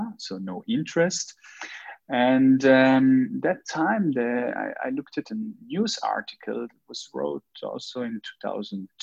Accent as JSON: {"language": "English", "country": "Switzerland", "tie": "born or raised there", "said": "I was born and raised in Switzerland, both of my parents immigrated around 40 years ago from Morocco, Casablanca to Switzerland."}